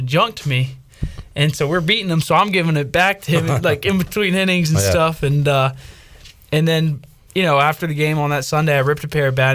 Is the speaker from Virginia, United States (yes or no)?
yes; Northern Virginia, United States; moved away; I grew up in Northern Virginia